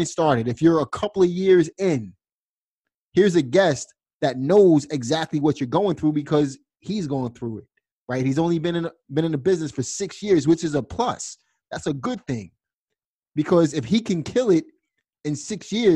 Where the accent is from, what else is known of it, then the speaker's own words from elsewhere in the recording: New York City, New York, United States; I'm from Brooklyn, New York